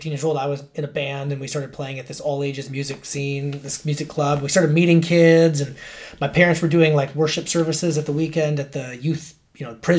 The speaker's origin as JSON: {"language": "English", "region": "Alaska", "country": "United States", "tie": "born or raised there", "also_born_or_lived": "Fairbanks, Alaska / Anchorage, Alaska", "said": "I grew up in Alaska, I should have mentioned, but we moved from Fairbanks, Alaska to Anchorage"}